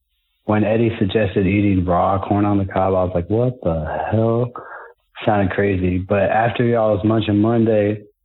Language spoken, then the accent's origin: English; Kansas City, United States; now in Clearwater, United States; It's … from Clearwater. So a little backstory here. I'm actually from Kansas City.